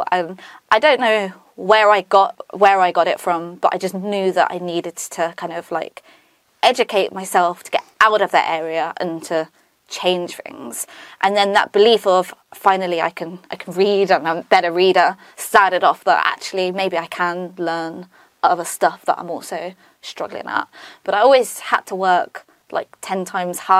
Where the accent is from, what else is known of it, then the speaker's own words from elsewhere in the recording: Northampton, East Midlands, United Kingdom; born and bred in Northampton for my sins. So I went to school in Northampton as well